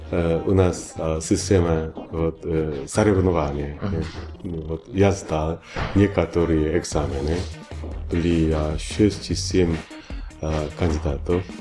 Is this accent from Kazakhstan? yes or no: no; Busan, South Korea; born there; Russian is a second language; also born or lived in Seoul / Washington; Я кореец, я родился в Пусане, в маленьком городе Пусане, в Республике Кореи в 1962 году.